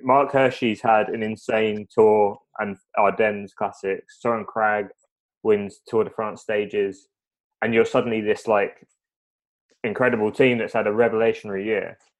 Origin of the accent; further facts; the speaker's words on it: United Kingdom; being British